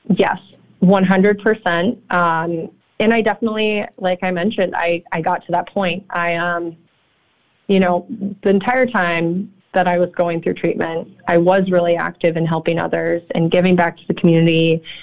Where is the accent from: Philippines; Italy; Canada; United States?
United States; California; moved away as an adult; now in Chicago, United States; I'm actually from California, um, but I've been out here for eight years